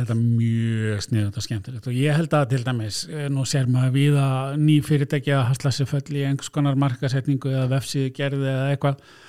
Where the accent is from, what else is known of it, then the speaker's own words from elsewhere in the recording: Blönduós, Northwestern Region, Iceland; ég er nú frá Blöndus